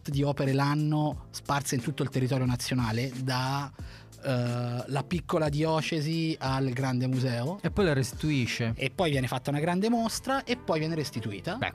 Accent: Cortona, Tuscany, Italy; moved away as an adult; also born or lived in Turin; now in Milan, Italy; io arrivo da un piccolo paesino della Toscana che si chiama Cortona.

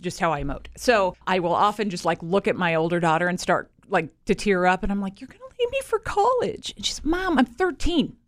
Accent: Kansas City, United States; back in my hometown of Kansas City

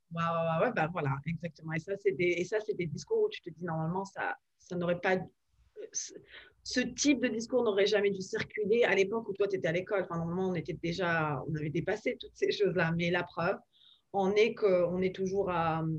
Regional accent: France; moved away as an adult; now in Washington, United States; nos valeurs de de fond en tant que Français

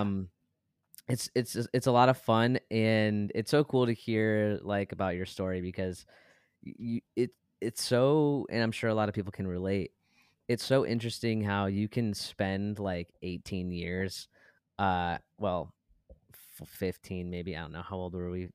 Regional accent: Brighton, Michigan, United States; we are from Brighton, Michigan

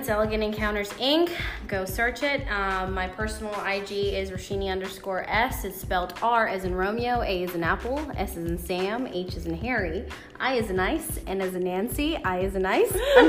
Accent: Sri Lanka; English is a second language; also born or lived in Dubai / Toronto; now in Georgia, United States; Yeah, then moved to Toronto. I'm a Canadian citizen, and I moved to Georgia in 06, so I've been all around the world, and I am a Sri Lankan person.

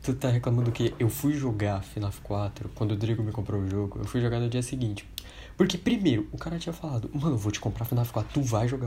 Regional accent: Brazil; a gente é brasileiro

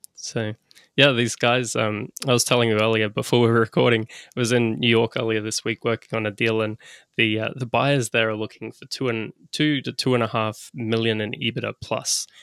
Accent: Australia; I'm an Aussie.

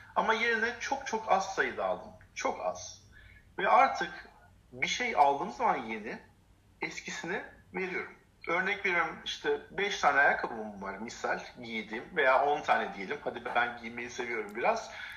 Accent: Turkey; Biz Türk'üz sonuçta Türk erkeğiz.

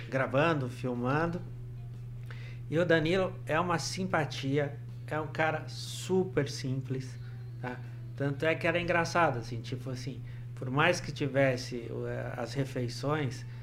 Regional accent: Ribeirão Preto, São Paulo, Brazil; born there; now in Maringá, Brazil; eu nasci em Ribeirão Preto, mas nasci assim, porque meu pai era pediatra aqui e acabei nascendo lá mas eu sou maringaense de coração, tá?

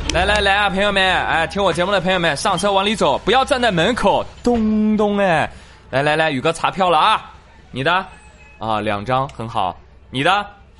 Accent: the North, northern China, China; 咱们北方

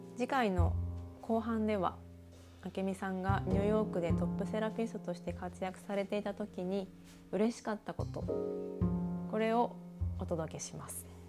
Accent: Japan; 私も日本で育って

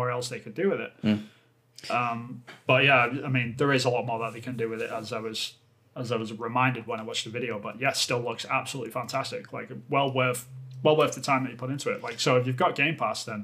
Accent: England, United Kingdom; moved away; I'm obviously from England, but I don't live there at the moment

